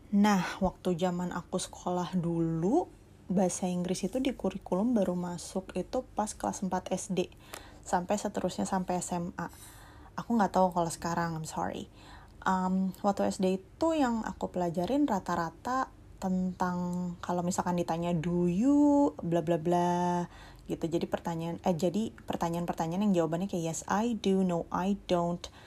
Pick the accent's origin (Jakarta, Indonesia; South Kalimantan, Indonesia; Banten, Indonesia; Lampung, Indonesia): Jakarta, Indonesia; aku dari Jakarta